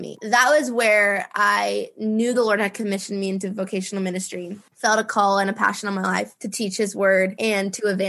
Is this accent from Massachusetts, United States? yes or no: no; Minneapolis, Minnesota, United States; moved away as an adult; now in Dallas, United States; I born and raised in Minnesota. I love Minneapolis so much